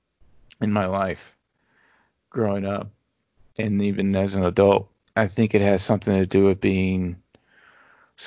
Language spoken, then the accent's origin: English; small town Louisiana, United States; born or raised there; moved away